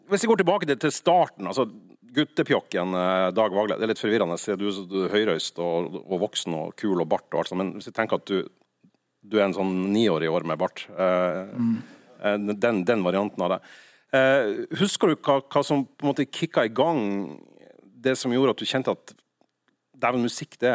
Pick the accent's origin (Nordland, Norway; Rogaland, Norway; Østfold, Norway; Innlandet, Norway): Nordland, Norway; Og da jeg vokste opp i Nordland, så var det liksom … var det kule, og … var det døve.